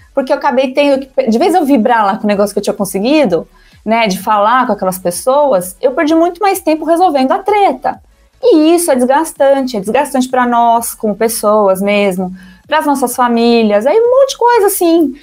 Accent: São Paulo, Brazil; autêntica da Moca, eu não moro mais lá na Moca, mas eu cresci na Moca

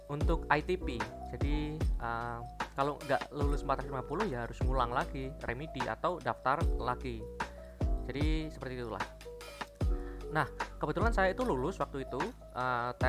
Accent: Pekalongan, Central Java, Indonesia; born there; saya memang orang Jawa, saya lahir di Pekalongan

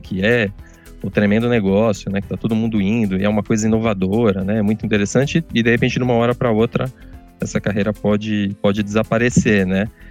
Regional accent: São Bernardo do Campo, São Paulo, Brazil; Eu nasci em São Paulo, mas sempre, sempre morei aqui em São Bernardo

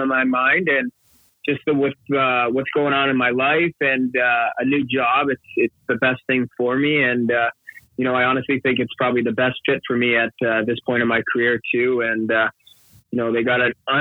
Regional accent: Toronto, Ontario, Canada; I grew up right in Toronto, right in the Beaches area

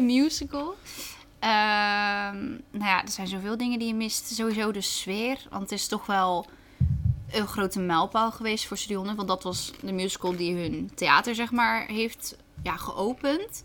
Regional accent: Netherlands; wij zijn uit Nederland

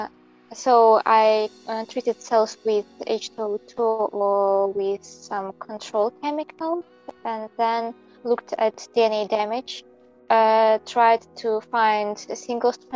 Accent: Belarus; first language Belarusian; English is a second language; moved away as an adult; now in Japan; I'm from Belarus

